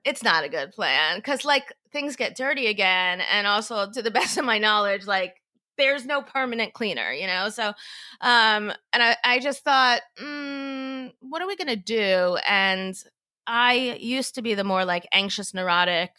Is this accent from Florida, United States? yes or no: yes; Florida, United States; now in New York, United States; I'm from Florida